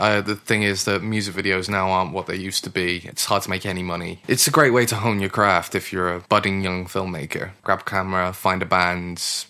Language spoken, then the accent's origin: English; Gloucester, South West England, United Kingdom; moved away as an adult; also born or lived in Stroud / Oslo; I grew up in Gloucester and I actually went to school here in Stroud, just down the road.